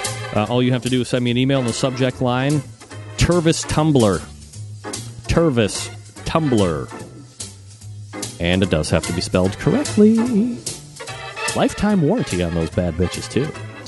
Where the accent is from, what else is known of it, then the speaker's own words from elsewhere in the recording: Cleveland, Ohio, United States; And I'm from Cleveland.